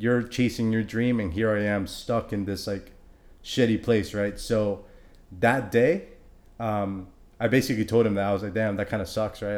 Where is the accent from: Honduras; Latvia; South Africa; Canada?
Honduras; I'm from Honduras